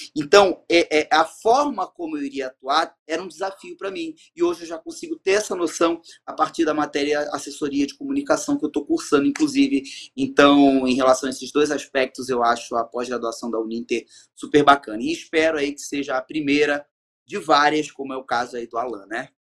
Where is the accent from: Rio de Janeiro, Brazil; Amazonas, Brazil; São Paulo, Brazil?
Rio de Janeiro, Brazil; moved away as an adult; now in Belém, Brazil; no Rio de Janeiro, na minha cidade natal